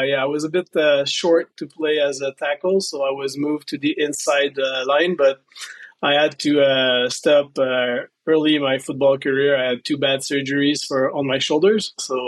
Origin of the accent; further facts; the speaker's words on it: Quebec City, Quebec, Canada; So here we have what they call Cégep.